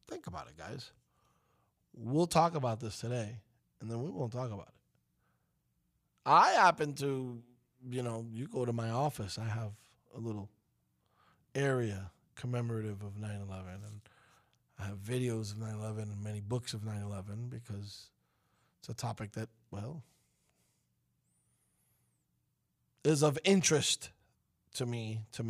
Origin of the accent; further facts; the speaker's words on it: New York, United States; moved away; we're from New York